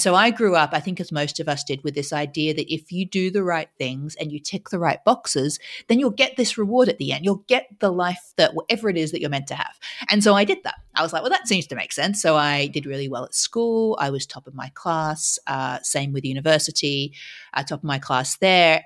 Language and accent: English; Australia; moved away; we're both Aussie originally, um, and so I grew up in Australia